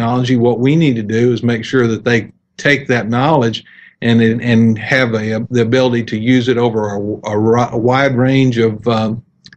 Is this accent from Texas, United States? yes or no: yes; Texas, United States; also born or lived in Wills Point, Texas / Lindale, Texas; I grew up in Clear Creek School District south of Houston